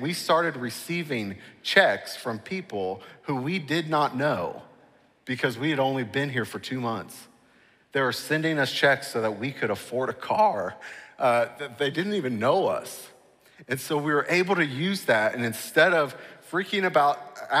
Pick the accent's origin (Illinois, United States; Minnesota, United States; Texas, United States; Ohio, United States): Ohio, United States; Cincinnati; moved away as an adult; also born or lived in New York City; I grew up here in Cincinnati